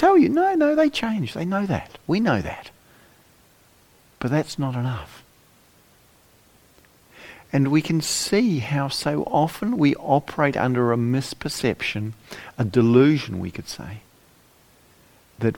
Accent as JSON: {"language": "English", "country": "New Zealand", "tie": "born or raised there", "also_born_or_lived": "England", "moved": "as an adult", "lives_now": "United Kingdom", "said": "I spent the first sort of half of my life growing up in New Zealand"}